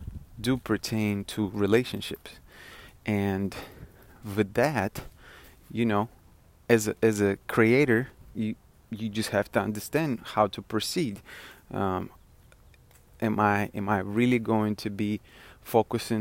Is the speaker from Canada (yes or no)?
no; Russia; accent: Russian; moved away; I am originally from Russia and I'm a first generation immigrant